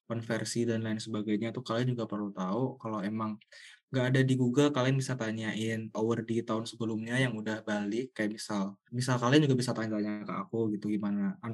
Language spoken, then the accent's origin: Indonesian; Surakarta, Central Java, Indonesia; Aku emang dari lahir di Solo, SD sampai kuliah aja di Solo gitu.